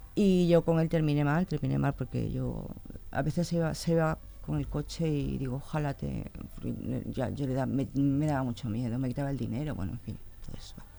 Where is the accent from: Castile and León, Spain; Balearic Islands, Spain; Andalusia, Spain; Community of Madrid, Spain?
Community of Madrid, Spain; Leganés; yo nací en Madrid, y con tres años me vine aquí a Leganés